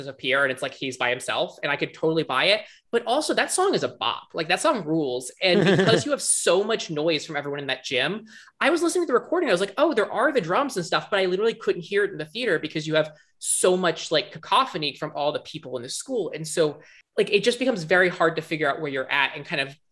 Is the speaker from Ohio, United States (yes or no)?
no; Virginia, United States; I'm from Virginia